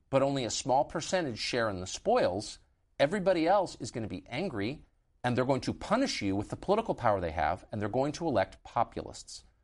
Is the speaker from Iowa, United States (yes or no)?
no; San Diego, California, United States; also born or lived in San Francisco / Los Angeles; I grew up in California. I was born in San Francisco and lived in Los Angeles, and then really grew up in La Jolla